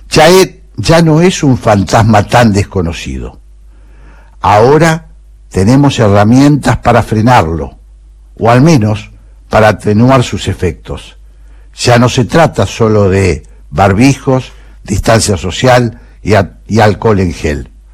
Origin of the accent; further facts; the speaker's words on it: San Juan, Argentina; Yo nací en San Juan. En mi provincia